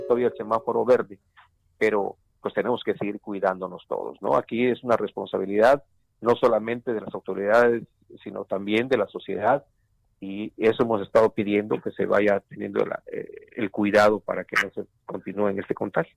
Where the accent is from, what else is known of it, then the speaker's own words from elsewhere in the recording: Mexico; como mexicanos